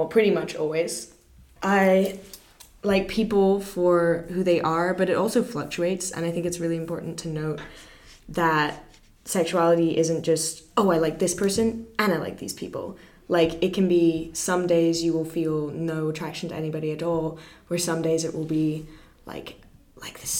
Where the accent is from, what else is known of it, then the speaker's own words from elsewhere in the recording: Singapore; I'm born and raised in Singapore my entire life